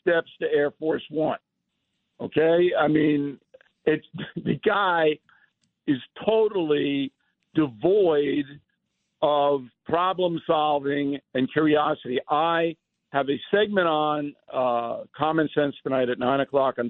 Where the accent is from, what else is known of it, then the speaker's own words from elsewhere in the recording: Levittown, New York, United States; When I was a kid on Long Island, Levittown, we played ice hockey